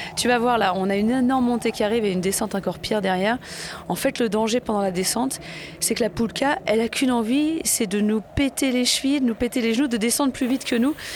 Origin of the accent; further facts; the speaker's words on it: the French Alps, France; je viens donc de France, hein, des Alpes